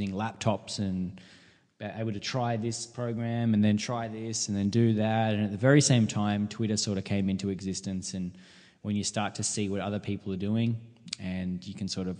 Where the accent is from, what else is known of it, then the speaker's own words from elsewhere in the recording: Mooroopna, Victoria, Australia; also born or lived in Ballarat; I grew up in Maroopna